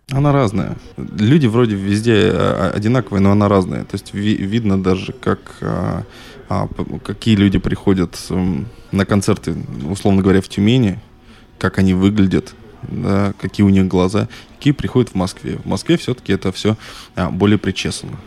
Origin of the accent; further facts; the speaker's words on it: Northern Kazakhstan, Kazakhstan; now in Chistopol, Russia; я все-таки человек а, пришлый, приезжий. Я родился в Северном Казахстане.